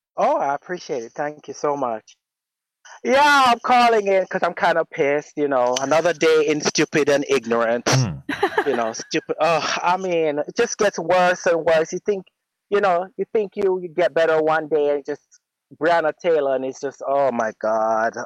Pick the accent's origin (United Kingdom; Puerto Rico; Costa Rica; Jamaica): Jamaica; moved away as an adult; now in United States; I was born in America and I lived in Jamaica for 15 years